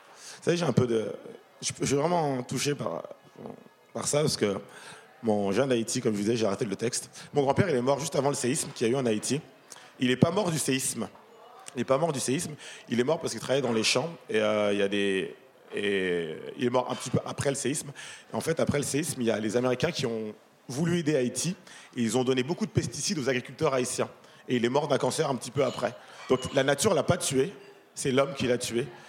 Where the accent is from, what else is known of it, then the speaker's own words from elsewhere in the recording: Paris, Île-de-France, France; je suis citadin, comme vous, comme la plupart d'entre vous, donc vraiment 100% parisien